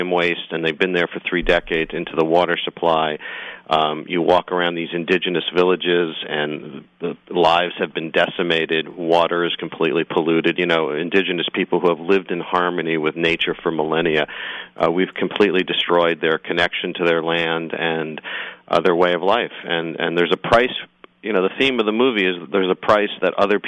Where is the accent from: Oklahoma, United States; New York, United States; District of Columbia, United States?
New York, United States; I'm a New Yorker